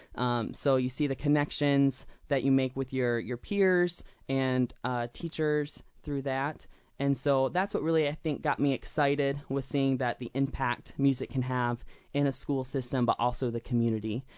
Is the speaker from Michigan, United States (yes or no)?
yes; Clio, Michigan, United States; also born or lived in Nashville, Tennessee; I grew up in Clio, Michigan. So I was actually born in Nashville, Tennessee, but my, my parents moved about when I was three years old